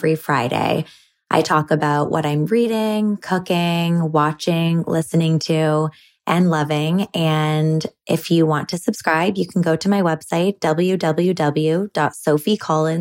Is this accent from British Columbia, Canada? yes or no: no; Toronto, Ontario, Canada; now in Vancouver, Canada; I grew up in Toronto